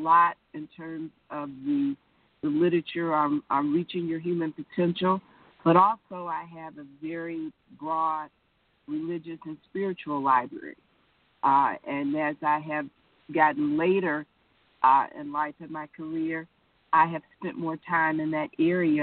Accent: Detroit, Michigan, United States; I was born in Detroit, went to Detroit Public Schools

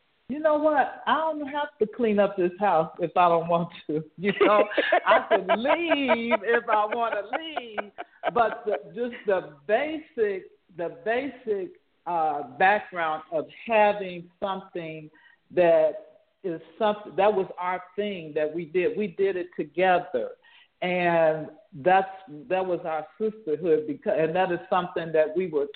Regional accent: Chicago, Illinois, United States; I grew up in Chicago, Illinois. I'm what they call a Chi-Town girl

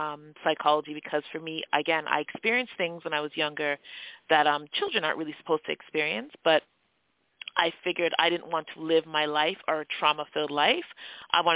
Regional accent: Toronto, Ontario, Canada; accent: Canadian; I was born in Scarborough, Ontario. So Scarborough is it's a borough in Toronto, which is now its own city. Born and raised, cultural background is Jamaican.

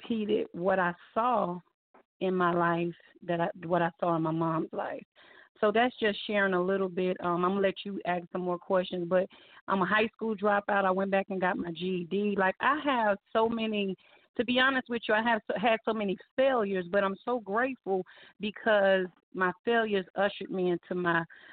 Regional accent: Austell, Georgia, United States; also born or lived in Newark, New Jersey; I reside here in Austell, Georgia. I've been here since I was 10, so I've been here about 32 years.

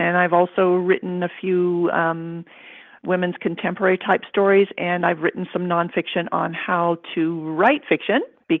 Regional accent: Kentucky, United States; also born or lived in India; I was born in India, the child of missionary parents. We lived there till I was 3. Then I grew up in Kentucky, where I learned to speak English instead of Cantonese all the time

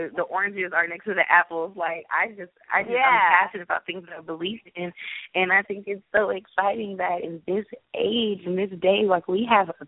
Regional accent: Los Angeles, California, United States; also born or lived in Grambling, Louisiana; I'm originally from Los Angeles, California. I graduated from Grambling State University. Yes, I'm a native LA Angelino.

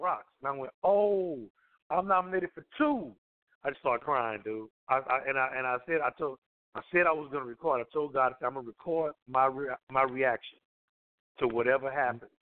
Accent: Southwest Louisiana, United States; I come from Louisiana. I'm in Louisiana

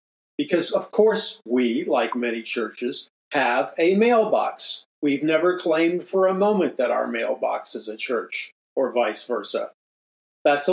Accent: United States; I'm an American

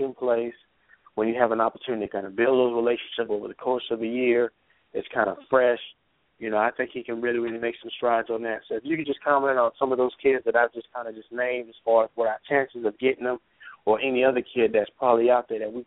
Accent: Georgia, United States; I'm from Georgia

